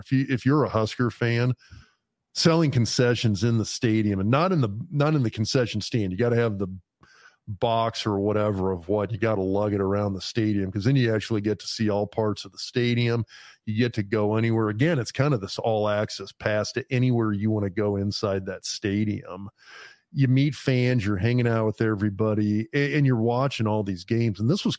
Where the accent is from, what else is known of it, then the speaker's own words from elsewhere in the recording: Lincoln, Nebraska, United States; also born or lived in East Lansing, Michigan; I grew up in Lincoln. I mean, I grew up in Lincoln watching Nebraska play. I was the hometown.